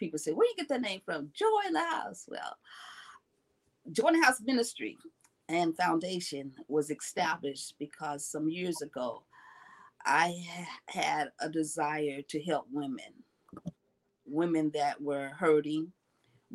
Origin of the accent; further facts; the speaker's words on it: Los Angeles, California, United States; I am from Los Angeles, California. This is my home